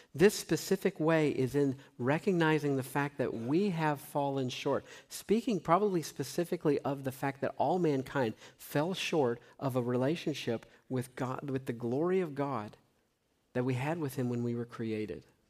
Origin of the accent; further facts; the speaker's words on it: Tennessee, United States; I grew up in Tennessee